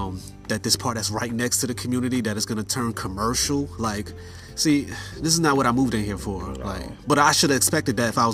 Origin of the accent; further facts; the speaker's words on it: New York, United States; now in North Carolina, United States; growing up in New York, you know, it was good to be in the city